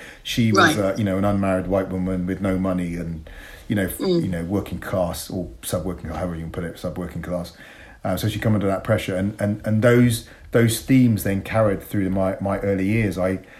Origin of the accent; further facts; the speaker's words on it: Bristol, South West England, United Kingdom; It was tough. I didn't enjoy my childhood.